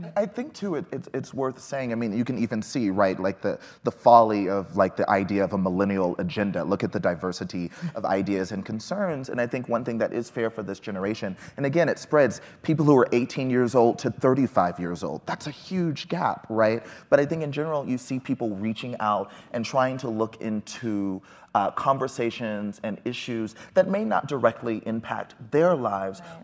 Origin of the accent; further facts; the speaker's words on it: Texas, United States; I grew up in Texas